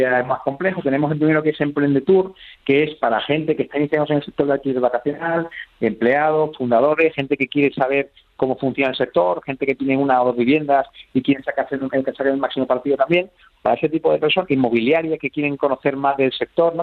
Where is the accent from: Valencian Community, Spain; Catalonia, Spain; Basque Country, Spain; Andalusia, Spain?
Andalusia, Spain; Jerez de la Frontera; en Jerez de la Frontera, por supuesto, de donde soy yo